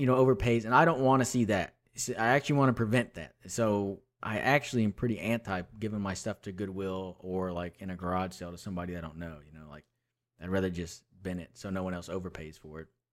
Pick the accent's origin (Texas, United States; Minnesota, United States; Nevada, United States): Texas, United States; Houston; also born or lived in Austin, Texas; I'm from Houston